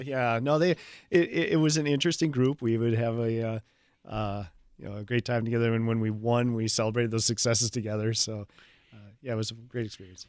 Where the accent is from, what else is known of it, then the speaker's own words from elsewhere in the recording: Hales Corners area, Wisconsin, United States; I'm from the area. I went to Hales Corners Lutheran, uh, most of my grade school years, elementary school years, and then I went to Martin Luther High School.